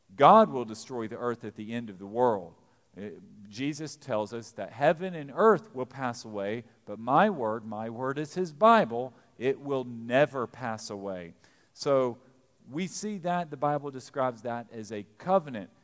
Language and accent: English; Eastern Kentucky, United States; now in Lexington, United States; we're from Eastern Kentucky